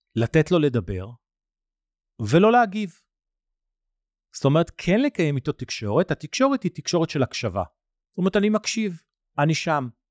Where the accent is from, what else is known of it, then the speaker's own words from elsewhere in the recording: Nigeria; moved away; בניגריה, המקום שאתם יודעים כבר נולדתי וגדלתי בו